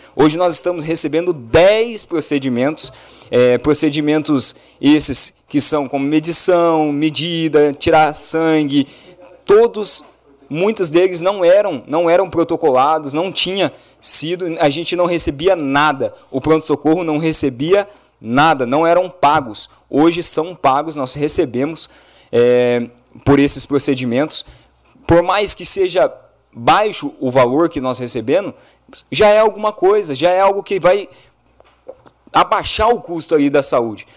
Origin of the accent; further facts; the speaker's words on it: Brazil; como cidadão, como brasileiro